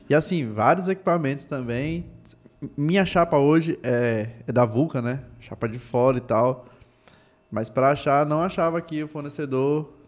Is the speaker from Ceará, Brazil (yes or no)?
no; Itabuna, Bahia, Brazil; ela é de Tabuna, sul da Bahia, do interior, tá lá, a hamburgueria é de lá, porra eu, minha cidade, pô, nasci aqui